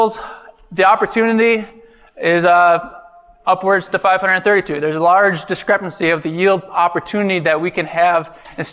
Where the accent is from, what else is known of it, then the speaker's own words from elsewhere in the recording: north of Eau Claire, northwestern Wisconsin, United States; moved away as an adult; now in Illinois, United States; I hail from Wisconsin, northwestern Wisconsin, north of Eau Claire